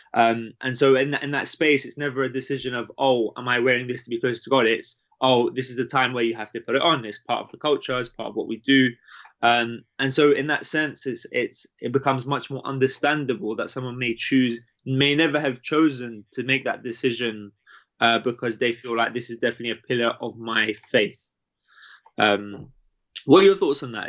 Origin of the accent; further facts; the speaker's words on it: United Kingdom; growing up in the UK